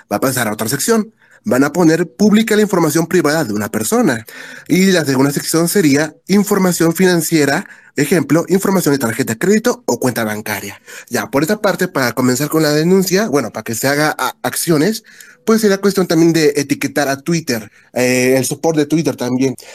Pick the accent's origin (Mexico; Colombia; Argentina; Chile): Mexico; Hay que unirnos todos como lo que somos mexicanos.